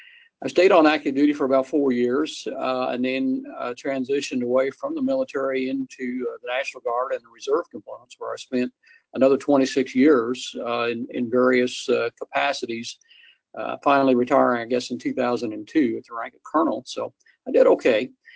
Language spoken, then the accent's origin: English; Midwest, United States; moved away; I'm originally from the Midwest. I graduated from a small school, Monmouth College, the Monmouth College in the Midwest in Illinois in 1972.